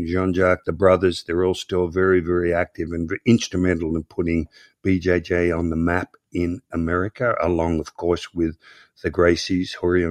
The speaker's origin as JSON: {"language": "English", "town": "Croydon", "region": "London", "country": "United Kingdom", "tie": "born or raised there", "said": "I grew up in Croydon. I start learning karate and the Croydon Karate Championships. And I say, oh, man, I'm going to compete in this Croydon karate."}